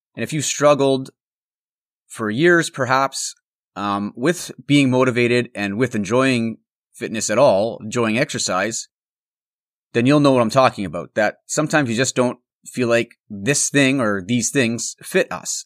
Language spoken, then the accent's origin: English; Altona, Manitoba, Canada; moved away; I'm recording on the road this week from my hometown of Altona, which is a small town in the heart of the Canadian prairies.